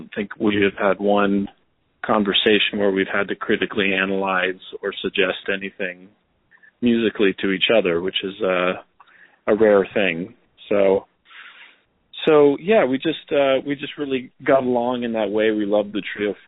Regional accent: Los Angeles, California, United States; also born or lived in Vancouver, Canada; I think I wasn't even 1 year old when they brought me down to L.A.

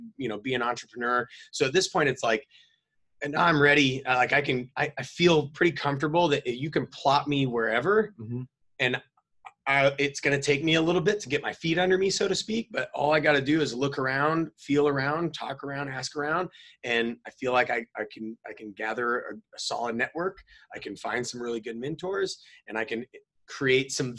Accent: North Idaho, United States; moved away as an adult; also born or lived in San Diego; I was a hillbilly, you know, like born and raised in North Idaho, rural

